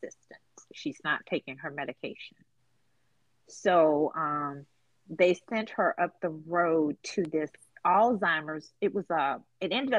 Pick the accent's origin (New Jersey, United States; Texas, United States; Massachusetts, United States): Massachusetts, United States; Boston; moved away as an adult; now in Mobile, United States; I'm in Alabama, Mobile, I'm from Boston. My folks are in Boston.